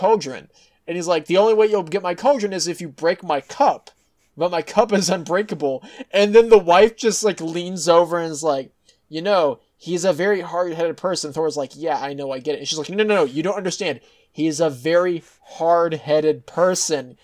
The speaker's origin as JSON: {"language": "English", "region": "Texas", "country": "United States", "said": "as a Texan"}